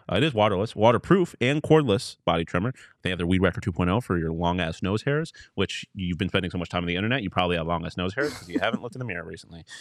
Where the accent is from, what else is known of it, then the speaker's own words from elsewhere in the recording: Buffalo, New York, United States; my hometown